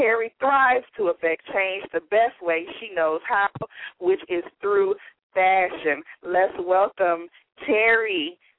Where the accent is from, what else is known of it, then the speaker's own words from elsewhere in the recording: the South, United States; Because I'm from the South, and I always tell people growing up in the South, you know, I never thought anything was wrong with me in the South.